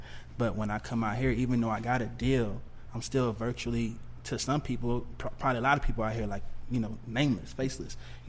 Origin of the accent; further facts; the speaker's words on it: Texas, United States; me being from Texas